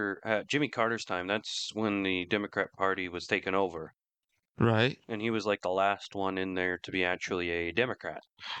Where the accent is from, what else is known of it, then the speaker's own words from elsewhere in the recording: United Kingdom; a lot of British people will tell you how it is, but he hates liberals. I mean, most British people do. I mean, look what it's done to our